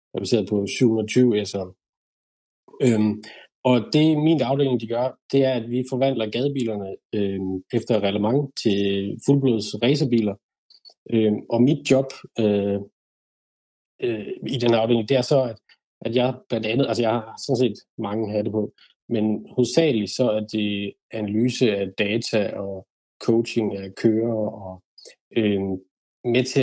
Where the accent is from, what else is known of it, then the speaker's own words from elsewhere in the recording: Denmark; moved away as an adult; now in United Kingdom; DDC derhjemme i Danmark